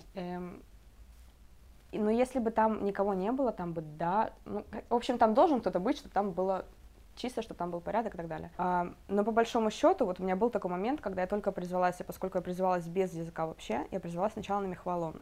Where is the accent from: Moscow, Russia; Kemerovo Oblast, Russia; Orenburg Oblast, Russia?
Kemerovo Oblast, Russia; Kemerovo; moved away as an adult; now in Israel; я изначально из Сибири, из Кемерово